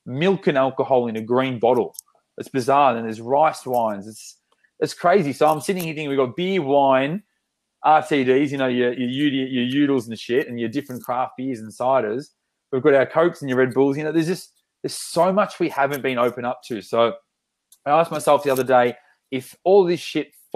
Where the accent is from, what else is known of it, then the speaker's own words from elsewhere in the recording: Australia; we're so Aussie